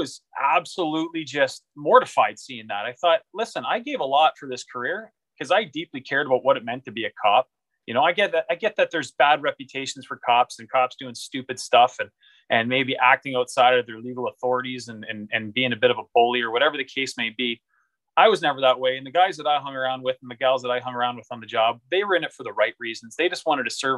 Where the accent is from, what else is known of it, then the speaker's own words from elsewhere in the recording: Canada; as a Canadian